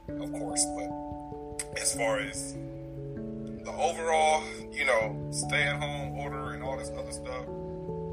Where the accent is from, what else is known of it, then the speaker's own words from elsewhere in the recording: Pomona, California, United States; also born or lived in Los Angeles / Inland Empire; I was born in LA, of course, where most of us was born, but I was raised in Pomona